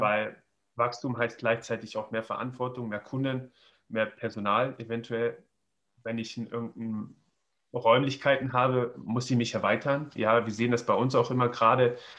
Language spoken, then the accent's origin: German; Göttingen, Lower Saxony, Germany; gebürtig äh, aus, aus äh, Göttingen, ja, das ist zwischen äh, ähm, nach Kassel und Hannover